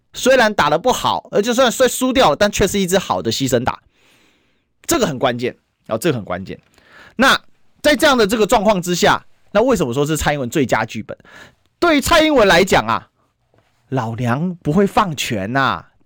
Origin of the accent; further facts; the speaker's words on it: Taiwan; 身为一个台湾人